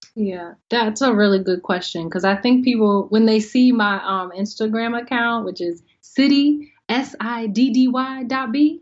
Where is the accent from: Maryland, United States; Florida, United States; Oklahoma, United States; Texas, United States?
Maryland, United States; Howard County; moved away as an adult; also born or lived in Washington, D.C. / New York / Los Angeles; I am from well, born in D.C., raised in Howard County, maybe 40 minutes outside of D.C.